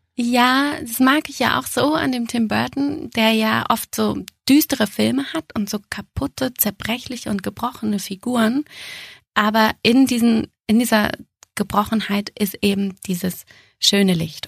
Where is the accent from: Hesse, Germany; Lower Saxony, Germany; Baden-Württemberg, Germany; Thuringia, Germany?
Lower Saxony, Germany; Braunschweig; moved away as an adult; also born or lived in Austria / Munich; mein erstes Engagement ging zurück in die Heimat. Ich komme ja aus Braunschweig